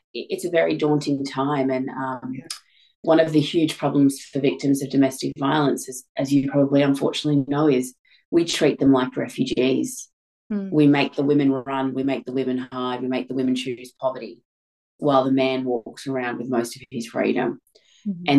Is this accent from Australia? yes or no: yes; Australia; I'm from Australia.